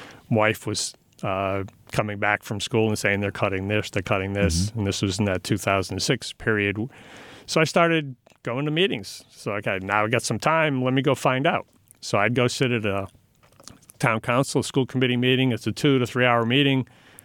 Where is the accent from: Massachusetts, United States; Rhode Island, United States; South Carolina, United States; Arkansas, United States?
Rhode Island, United States; Pawtucket; also born or lived in New Jersey; Okay, I'll do that. Because I grew up in Rhode Island.